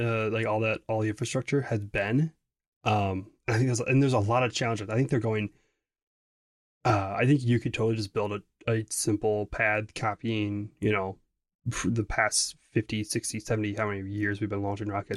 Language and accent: English; Wisconsin, United States; I'm from Wisconsin